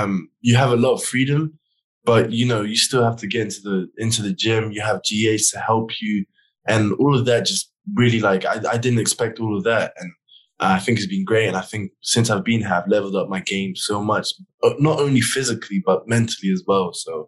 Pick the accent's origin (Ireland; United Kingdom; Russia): United Kingdom; England; But in England, they over exaggerate, and no one can ride, no one can drive, no one can go to work, and it's just a snow day, which was fun as a little kid.